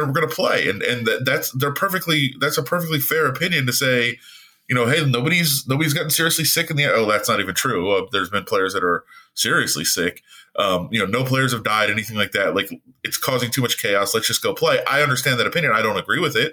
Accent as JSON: {"language": "English", "town": "Las Vegas", "region": "Nevada", "country": "United States", "tie": "born or raised there", "said": "me growing up in Las Vegas, you know, as a high school kid"}